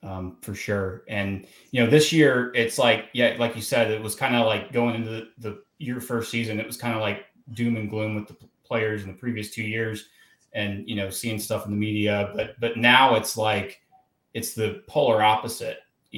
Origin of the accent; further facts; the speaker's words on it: Spartanburg, South Carolina, United States; I'm from Spartanburg